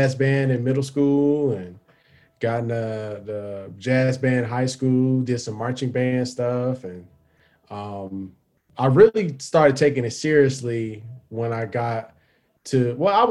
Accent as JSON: {"language": "English", "town": "Cleveland", "region": "Ohio", "country": "United States", "tie": "born or raised there", "moved": "as an adult", "said": "my 11th grade year in school, in Ohio, because I'm from Cleveland."}